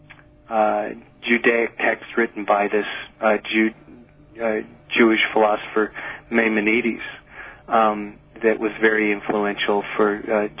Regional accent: Nova Scotia, Canada; when I was a boy, I grew up in Nova Scotia in Canada

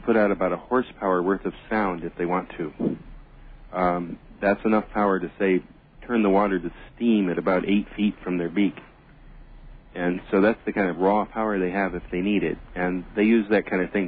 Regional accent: Winnebago, Illinois, United States; also born or lived in Puna, Hawaii; now in Hawaii, United States; my hometown of Winnebago, Illinois

